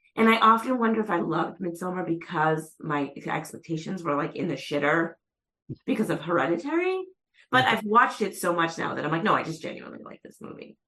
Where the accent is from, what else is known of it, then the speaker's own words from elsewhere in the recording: Methuen, Massachusetts, United States; I'm from Methuen